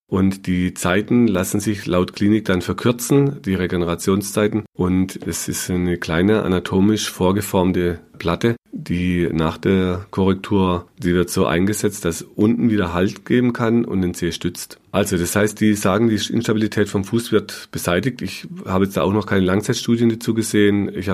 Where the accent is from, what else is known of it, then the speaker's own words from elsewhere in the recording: Baden-Württemberg, Germany; Bei uns im Schwarzwald war oft das, der Quarkumschlag so ein äh, Mittel der Wahl